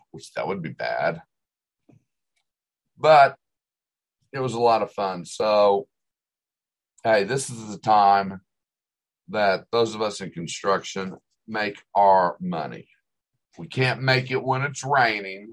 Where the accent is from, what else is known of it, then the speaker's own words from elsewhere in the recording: Oklahoma, United States; growing up in Oklahoma and working out on construction sites